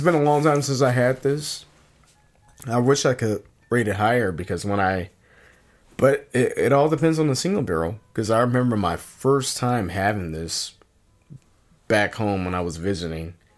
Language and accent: English; Virginia, United States; now in Milwaukee, United States; growing up in Virginia